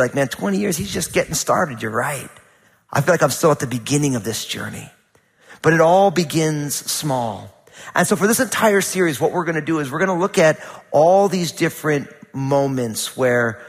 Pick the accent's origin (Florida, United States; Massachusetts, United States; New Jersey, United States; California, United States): New Jersey, United States; moved away; When I was growing up, you know, I'm from New Jersey